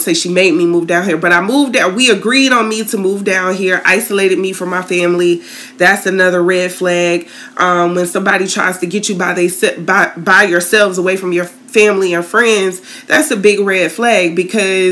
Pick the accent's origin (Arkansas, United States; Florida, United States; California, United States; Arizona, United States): Florida, United States; Tallahassee; moved away as an adult; now in St. Petersburg, United States; moved from my hometown down to originally St. Pete